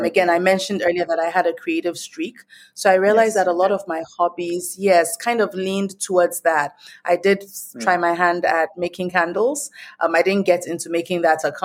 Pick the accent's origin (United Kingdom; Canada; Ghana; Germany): Ghana; moved away as an adult; also born or lived in Nigeria / United States; I was born in Nigeria. I grew up in Ghana, and I spent most of my adult life in the States.